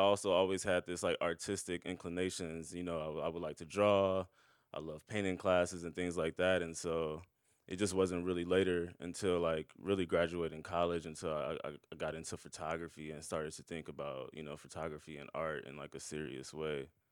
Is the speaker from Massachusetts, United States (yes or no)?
no; Omaha, Nebraska, United States; now in Brooklyn, United States; growing up in Omaha, we were just kinda chatting about Omaha before we started, and I was just telling you about the black community in South Omaha, where I grew up